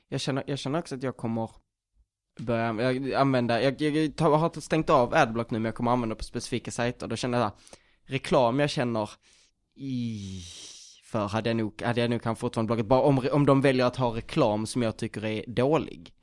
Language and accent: Swedish; Skåne, Sweden; Jag är från Skåne